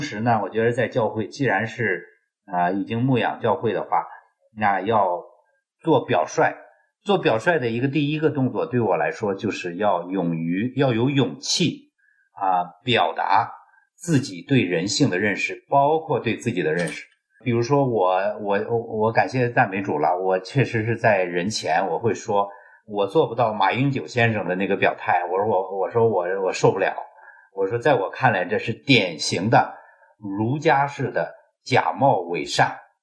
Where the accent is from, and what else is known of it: China